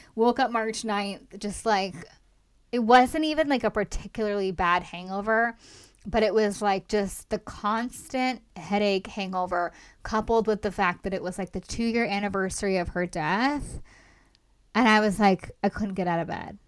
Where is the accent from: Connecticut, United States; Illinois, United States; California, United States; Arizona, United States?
California, United States; Los Angeles; I'm from Los Angeles originally.